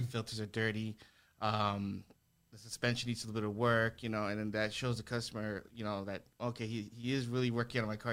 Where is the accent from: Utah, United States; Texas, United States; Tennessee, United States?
Texas, United States; El Paso; born and raised in El Paso, I went to Eastwood High School